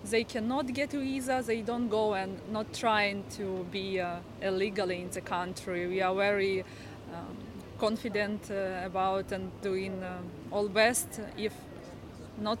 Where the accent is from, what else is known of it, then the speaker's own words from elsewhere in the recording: Kyiv, Ukraine; I am from Ukraine, from Kyiv.